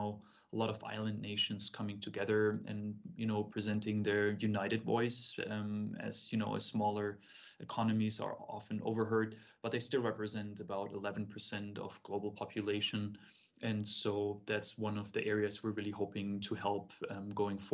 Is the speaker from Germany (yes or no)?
yes; Munich, Bavaria, Germany; moved away; I grew up in Munich in Germany